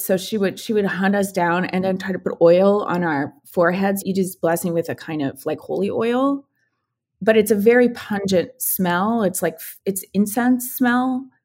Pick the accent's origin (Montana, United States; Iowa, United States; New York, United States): Iowa, United States; Ottumwa; now in Minnesota, United States; growing up in a town called Tomah, Iowa, which is now recently in the news again. because there is a giant John Deere strike happening in my hometown